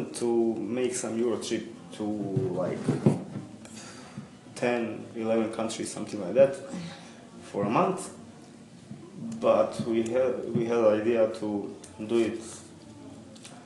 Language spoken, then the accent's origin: English; Bosnia & Herzegovina; I'm from Bosnia